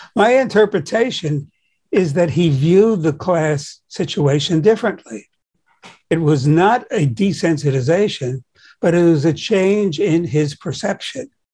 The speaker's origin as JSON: {"language": "English", "town": "New York City", "region": "New York", "country": "United States", "tie": "born or raised there", "said": "I grew up in Brooklyn"}